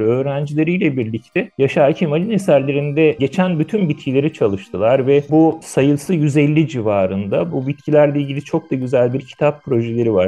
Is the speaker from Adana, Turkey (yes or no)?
no; Istanbul, Turkey; also born or lived in Yeşilce, Ordu; işte Ordu ilinde Yeşilce isimli gerçekten adı gibi yeşil bir köyde doğdum. Sonra 7 yaşında İstanbul'a taşındığımızda Kartal'da Soğanlık diye bir semtinde oturdum